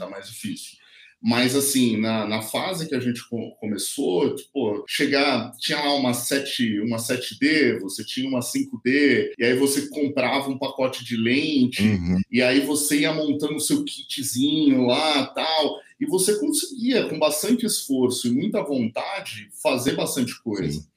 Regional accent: São Paulo, Brazil; eu vim da periferia de São Paulo, né? Hoje a produtora fica aqui na Vila Maria Mariana, mas eu nasci na periferia

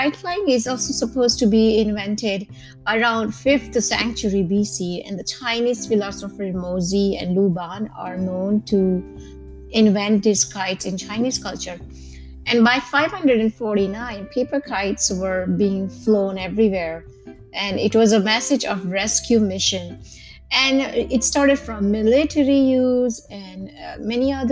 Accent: Mumbai, Maharashtra, India; I myself have origin from Gujarat, or though I was born and raised in Mumbai

